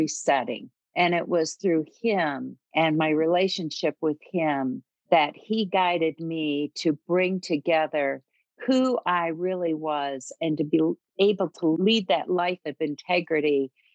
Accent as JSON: {"language": "English", "region": "Michigan", "country": "United States", "tie": "born or raised there", "also_born_or_lived": "Maryland", "moved": "as an adult", "lives_now": "Colorado, United States", "said": "And so I grew up in Michigan. We raised our family in Maryland, And when we moved from Maryland to Colorado"}